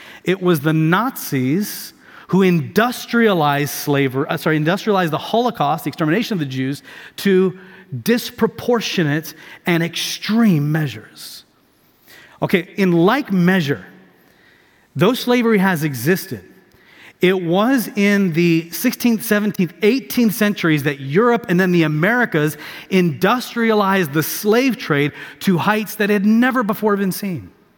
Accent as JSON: {"language": "English", "country": "Tanzania", "tie": "born or raised there", "also_born_or_lived": "Houston", "said": "I grew up in East Africa. I was born in Houston, 5 years old. My family, we moved to Tanzania, East Africa. So sub-Saharan East Africa, East Coast."}